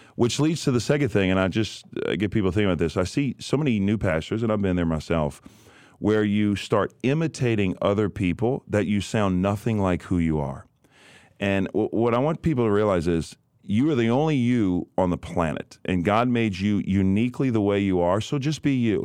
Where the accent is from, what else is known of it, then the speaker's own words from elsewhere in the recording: New Orleans, Louisiana, United States; born and raised in New Orleans, Louisiana